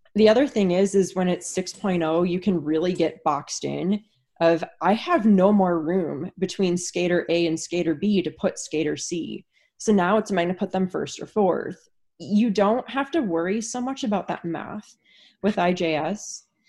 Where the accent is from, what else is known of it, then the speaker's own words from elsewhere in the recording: Wisconsin, United States; moved away; where I grew up in Wisconsin, there was no rink within an hour and a half of where I lived